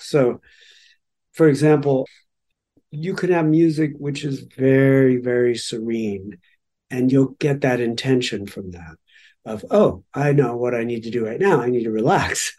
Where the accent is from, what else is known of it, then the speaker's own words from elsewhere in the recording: Los Angeles, California, United States; we grew up in Los Angeles